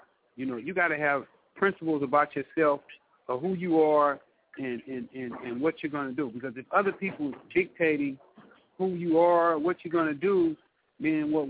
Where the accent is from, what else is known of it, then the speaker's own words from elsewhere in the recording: Los Angeles, California, United States; I grew up in South Central L.A.